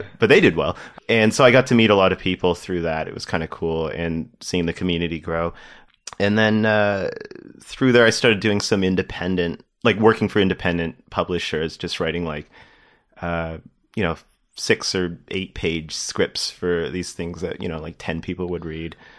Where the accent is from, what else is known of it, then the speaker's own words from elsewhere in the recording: Toronto, Ontario, Canada; also born or lived in Windsor; I grew up in Toronto